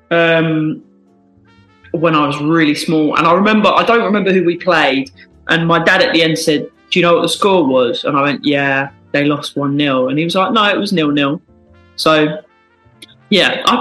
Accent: South East England, United Kingdom; Um, well, because I grew up in Kent, the first game I went to was a Gillingham game.

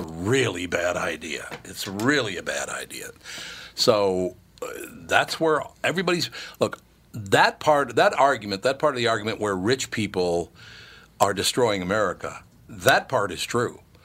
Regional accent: California, United States; as a Californian, I'm a minority

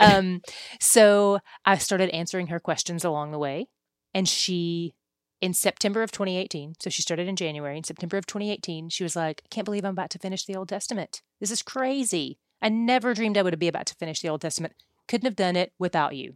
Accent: East Tennessee, United States; now in Dallas, United States; I'm from East Tennessee, so I'm a Tennessee girl

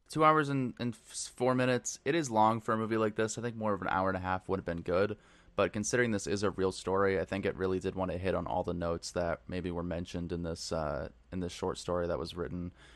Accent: New England, United States; growing up in New England

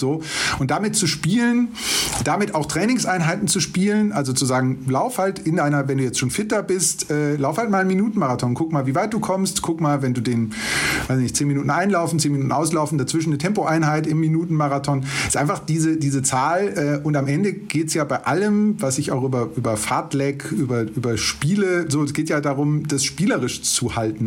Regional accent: Ruhr area, North Rhine-Westphalia, Germany; now in Munich, Germany; Ich komme gebürtig aus dem Ruhrgebiet.

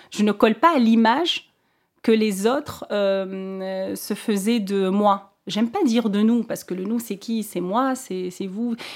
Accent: Tunisia; elle se rend compte que je suis tunisienne, donc on commençait à parler en, en arabe.

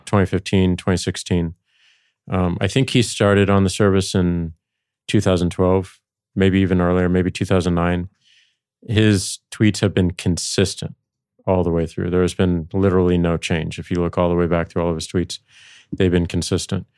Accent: St. Louis, Missouri, United States; moved away; going back to Saint Louis, my hometown

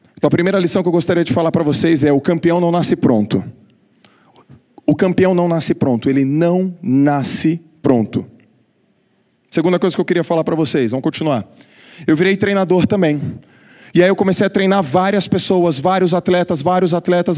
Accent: Santos, São Paulo, Brazil; eu com 15 anos, ganhando algumas competições lá na minha cidade. Eu sou de Santos, embora estar sempre em São Paulo

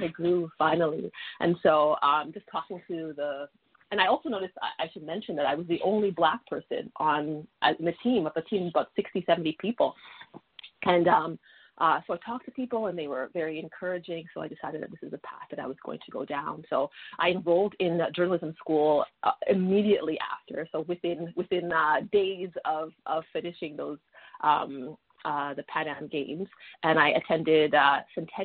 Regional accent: Toronto, Ontario, Canada; I was born and raised in Toronto

